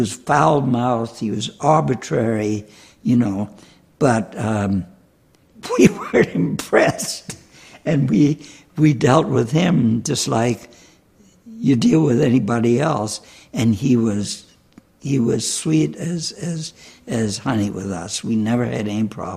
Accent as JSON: {"language": "English", "town": "Charleston", "region": "South Carolina", "country": "United States", "moved": "yes", "said": "Charleston, South Carolina"}